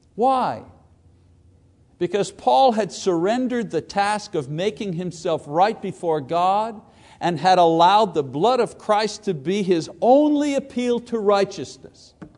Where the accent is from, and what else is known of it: United States